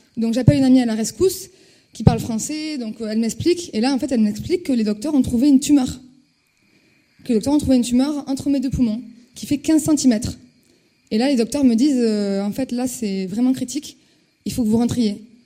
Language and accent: French; Toulouse, Occitania, France; je suis toulousaine, j'étais à la fac de Toulouse